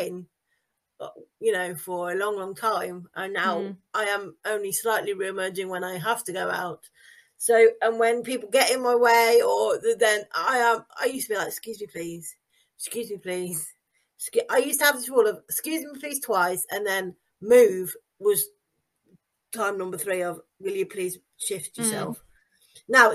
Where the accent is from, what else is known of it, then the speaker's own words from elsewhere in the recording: England, United Kingdom; if you're from England